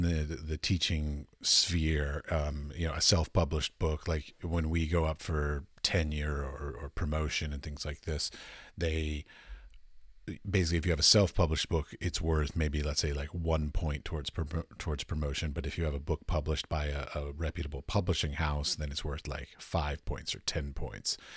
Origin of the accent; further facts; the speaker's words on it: United States; moved away as an adult; now in Europe; I'm from America, but I currently live in Europe